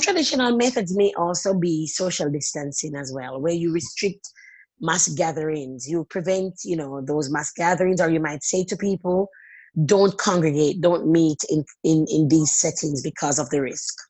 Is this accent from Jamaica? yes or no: yes; Jamaica; moved away as an adult; also born or lived in Sydney, Australia; now in Australia; Growing up in Jamaica